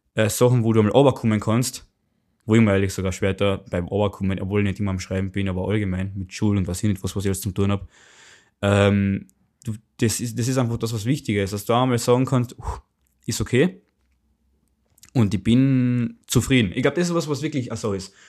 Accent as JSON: {"language": "German", "country": "Austria", "said": "bei uns in Österreich"}